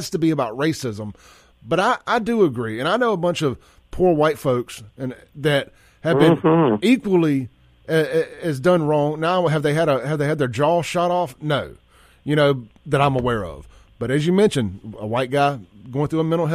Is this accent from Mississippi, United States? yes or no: yes; Jackson, Mississippi, United States; I grew up in Jackson, lived in Jackson, which is a predominantly black city, for a long time